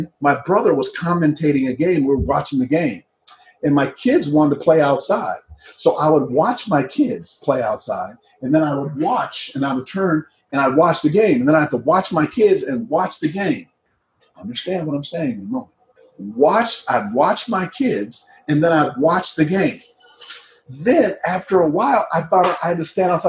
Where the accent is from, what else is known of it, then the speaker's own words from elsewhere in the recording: Midwest, United States; moved away; I grew up in the Midwest, and I grew up in a very cold climate, the Midwest